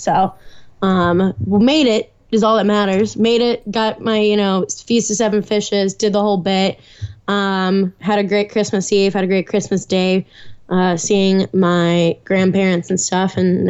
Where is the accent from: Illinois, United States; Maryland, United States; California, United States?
Illinois, United States; Naperville; now in Atlanta, United States; Currently, I'm in Naperville, my hometown, right outside of Chicago.